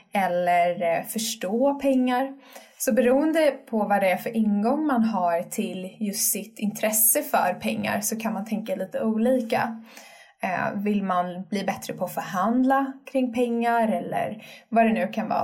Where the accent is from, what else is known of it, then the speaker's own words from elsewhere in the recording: Sweden; vi svenskar